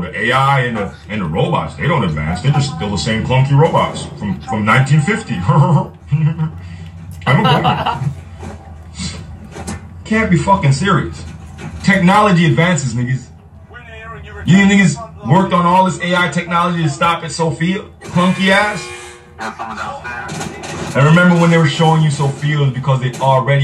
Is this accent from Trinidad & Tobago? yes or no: no; Jamaica; now in United States; I'm Jamaican